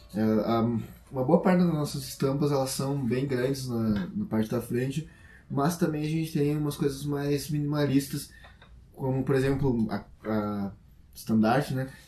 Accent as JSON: {"language": "Portuguese", "country": "Brazil", "said": "a gente é brasileiro"}